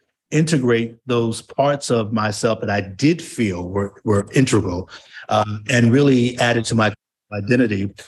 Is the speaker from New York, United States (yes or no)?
yes; New York, United States; moved away as an adult; also born or lived in Delaware; went back to New York, my home place